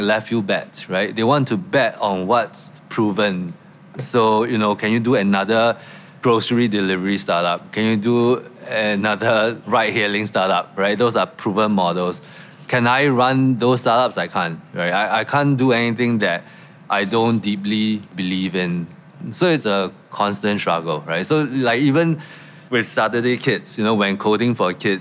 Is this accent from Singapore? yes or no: yes; Singapore; I grew up in Singapore